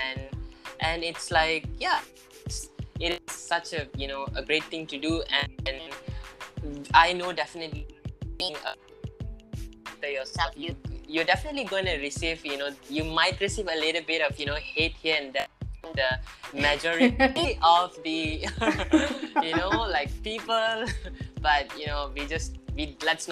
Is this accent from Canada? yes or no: no; Malaysia; Young person myself as a Malaysian Indian